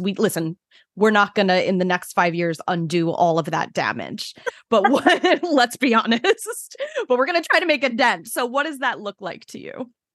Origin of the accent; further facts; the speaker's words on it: Brooklyn, New York, United States; moved away as an adult; now in Long Island, United States; I'm from Brooklyn originally, which is a totally different ballgame.